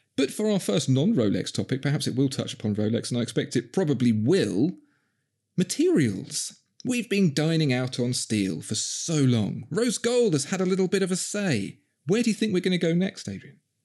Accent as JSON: {"language": "English", "region": "London", "country": "United Kingdom", "tie": "born or raised there", "accent": "Cockney", "said": "born and bred in Southeast London"}